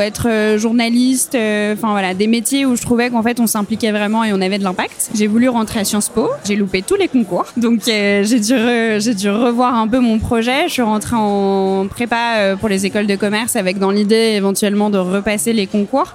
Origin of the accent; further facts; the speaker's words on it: Saint-Étienne, Auvergne-Rhône-Alpes, France; now in Bordeaux, France; j'ai grandi à Saint-Étienne euh, dans la Loire.